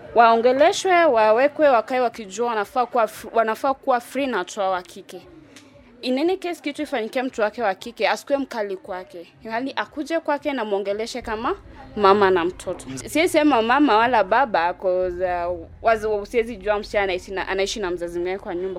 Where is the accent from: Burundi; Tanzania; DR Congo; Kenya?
Kenya; Sarang'ombe, Kibra, Nairobi; Natoka Sarang'ombe